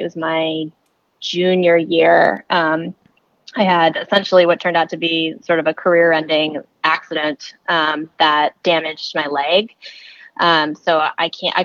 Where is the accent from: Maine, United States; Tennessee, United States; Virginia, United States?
Maine, United States; moved away as an adult; also born or lived in California; I'm originally from Maine. So I moved back to Maine.